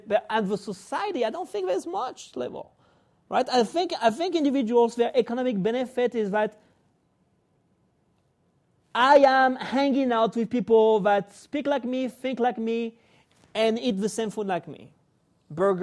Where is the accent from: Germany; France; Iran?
France; also born or lived in Spain (ancestry); now in United States; I was born in France. My family is Spanish. I came to the U.S.